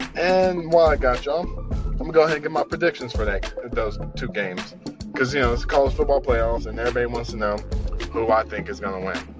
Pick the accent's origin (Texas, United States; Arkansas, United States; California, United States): Arkansas, United States; I'm from Arkansas